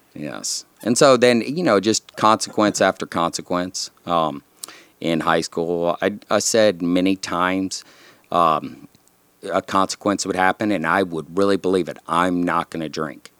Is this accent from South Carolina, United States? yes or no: no; San Antonio, Texas, United States; I grew up in South Texas, down in San Antonio